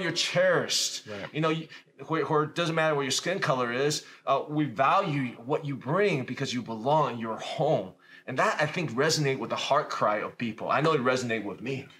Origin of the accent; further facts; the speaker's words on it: Richmond, Virginia, United States; also born or lived in Taiwan; now in Valparaiso, United States; I grew up in Taiwan, but came to the United States when I was a kid. And grow, growing up in America, I grew up in Richmond, Virginia